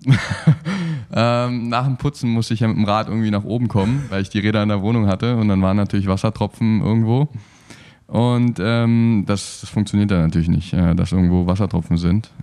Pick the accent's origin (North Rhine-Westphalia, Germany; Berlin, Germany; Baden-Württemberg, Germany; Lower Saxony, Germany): Berlin, Germany; also born or lived in Cottbus / Erzgebirge; now in Cologne, Germany; ursprünglich komme ich aus Berlin.